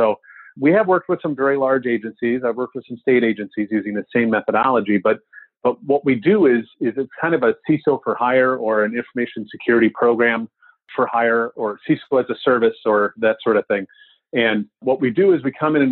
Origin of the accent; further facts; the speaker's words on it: Wisconsin, United States; I'm from Wisconsin